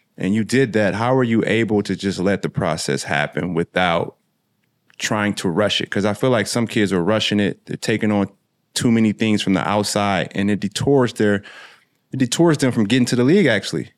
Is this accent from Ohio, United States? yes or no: no; Springfield, Illinois, United States; I'm from Springfield. It's about an hour, ten minutes apart